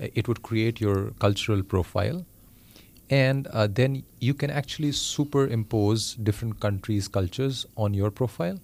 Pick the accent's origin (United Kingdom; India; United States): India; moved away; I come from India